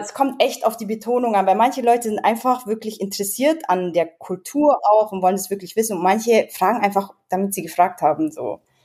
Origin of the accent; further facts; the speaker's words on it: Edling, Bavaria, Germany; accent: Bavarian; also born or lived in United States; ich komme aus Bayern